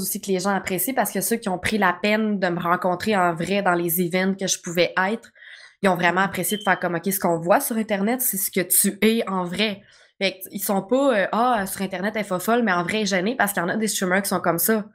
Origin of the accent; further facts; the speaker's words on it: Quebec, Canada; je suis québécoise, c'est sûr que je vais parler mal